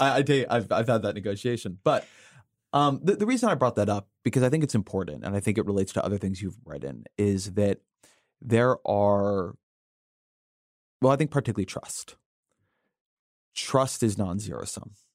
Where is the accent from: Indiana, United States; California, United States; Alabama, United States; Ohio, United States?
California, United States; now in Washington, D.C., United States; I am from California